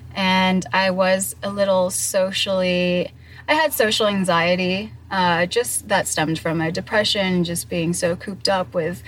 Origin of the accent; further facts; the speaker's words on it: Singapore; also born or lived in Torrance, California / Philippines / Hong Kong; I was born in Torrance, California. That's close to Long Beach. And I had a pretty interesting upbringing. I moved to the Philippines, then to Hong Kong, and then 1 year back in the U.S. for third grade, and then fourth grade all the way to eighth grade, I lived in Singapore.